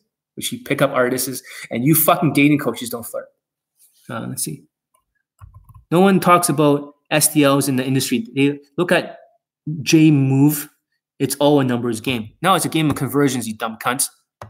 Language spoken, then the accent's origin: English; Vancouver, British Columbia, Canada; born there; And originally I was born here in Vancouver.